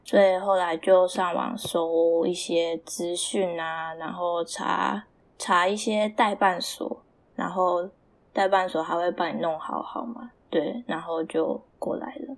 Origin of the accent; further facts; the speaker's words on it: Taiwan; moved away as an adult; now in Canada; 我台湾人